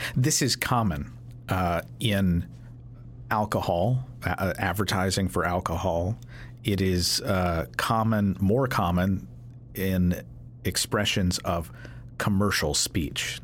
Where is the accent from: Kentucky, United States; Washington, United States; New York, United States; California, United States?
Kentucky, United States; I'm from Kentucky